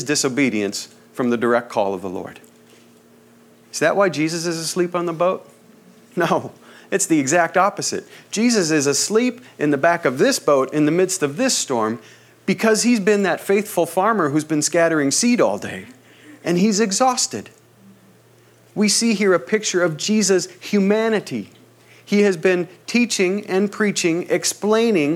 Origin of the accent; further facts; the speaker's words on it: Midwest, United States; now in Southern California, United States; I come from the Midwest, where the wind blows full force almost all the time